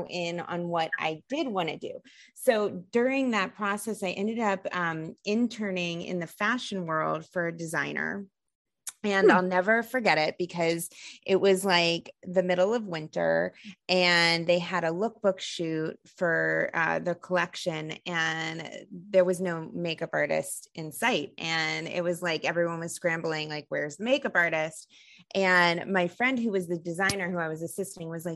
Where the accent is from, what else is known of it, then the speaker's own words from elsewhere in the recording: New Jersey, United States; I'm from the East Coast. I'm from New Jersey, and growing up in the 90s